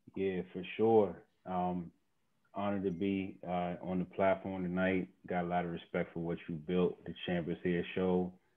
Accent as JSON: {"language": "English", "town": "Mount Rainier", "region": "Maryland", "country": "United States", "tie": "born or raised there", "also_born_or_lived": "Brooklyn, New York", "said": "the house I grew up in, in Mount Rainier, Maryland"}